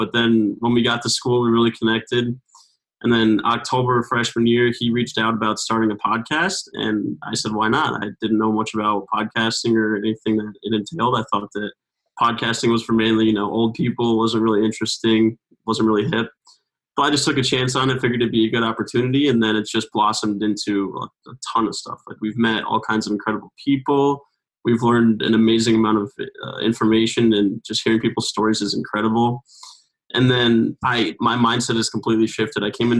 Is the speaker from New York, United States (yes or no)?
yes; Albany, New York, United States; moved away as an adult; now in Binghamton, United States; I'm a sophomore at Binghamton University. I'm actually from Albany, New York